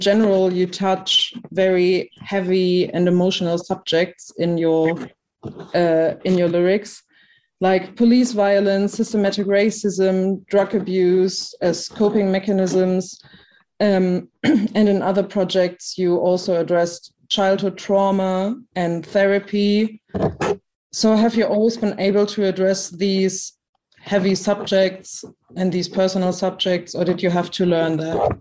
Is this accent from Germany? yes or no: yes; Germany; I'm from Germany